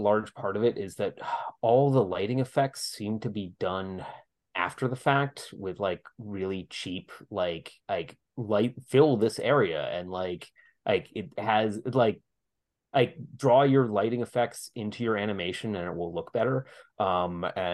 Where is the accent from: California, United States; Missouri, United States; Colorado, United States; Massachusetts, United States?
Massachusetts, United States; Dover and Sherborn; That's basically where we grew up